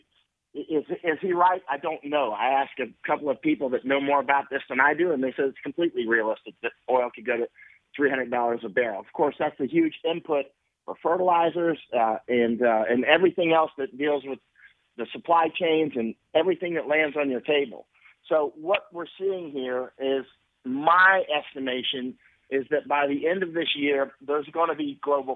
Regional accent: United States; I'm an American, you know, through the core

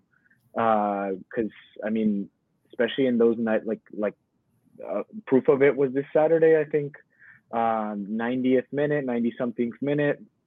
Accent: Modesto, California, United States; my hometown series, Modesto

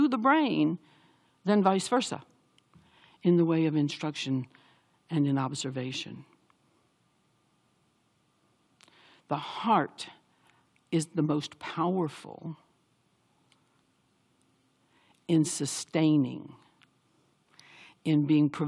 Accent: the South, United States; I grew up in the South

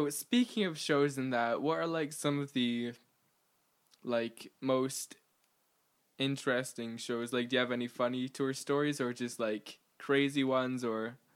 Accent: Canada; so like I'm originally from Canada, so like I grew up

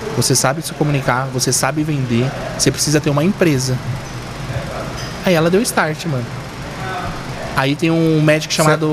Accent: Hortolândia, São Paulo, Brazil; also born or lived in Cubatão, Santos; a minha história realmente é Hortolândia em Campinas

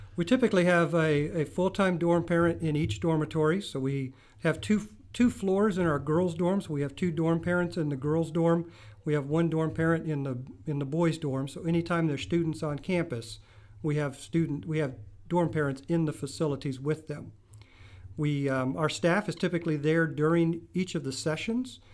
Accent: Midland, Texas, United States; moved away as an adult; also born or lived in Kansas; I grew up in Free Methodist Church in Midland, Texas.

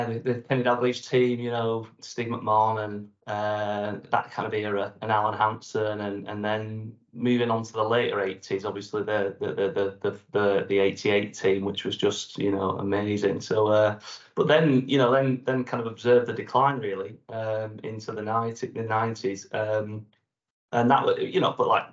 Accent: Blackburn, North West England, United Kingdom; moved away as an adult; also born or lived in North Tees; now in Leeds, United Kingdom; I was born and brought up in Blackburn

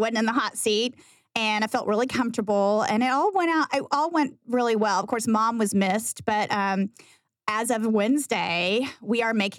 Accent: Texas, United States; just scream louder that we're from Texas.

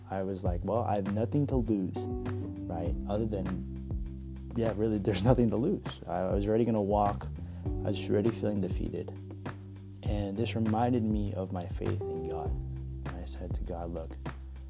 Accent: Bay Area, California, United States; I grew up in the Bay Area here in California

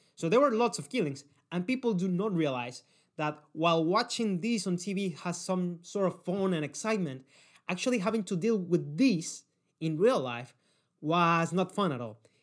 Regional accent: Cali, Valle del Cauca, Colombia; I come from Cali City, and no, this is not Medellin

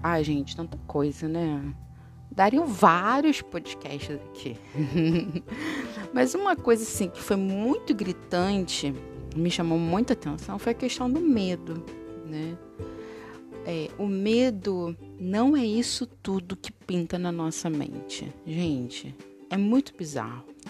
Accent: Brazil; nós brasileiros

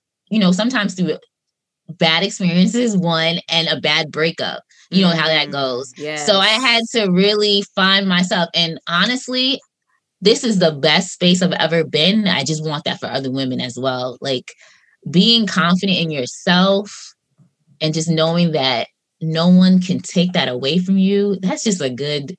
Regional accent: Long Island, New York, United States; I'm from Long Island

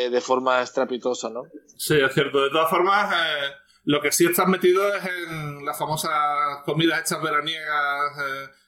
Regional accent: Ripoll, Catalonia, Spain; born or raised there

